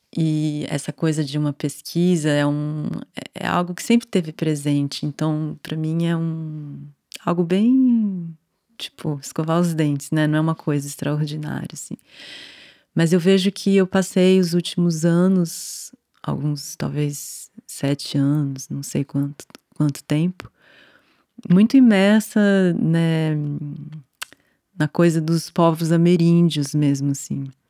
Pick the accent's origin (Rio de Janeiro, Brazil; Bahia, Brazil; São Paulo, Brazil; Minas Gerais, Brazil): São Paulo, Brazil; eu nasci aqui em São Paulo, né? Cidade, capital, em 1982